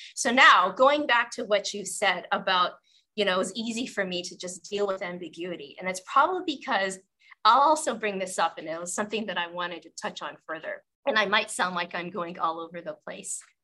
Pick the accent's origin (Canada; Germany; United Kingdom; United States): Canada; Western Canada; I grew up in the 80s in Western Canada